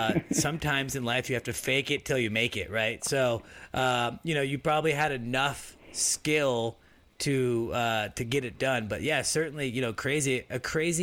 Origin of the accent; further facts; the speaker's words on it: Oregon, United States; I grew up in Oregon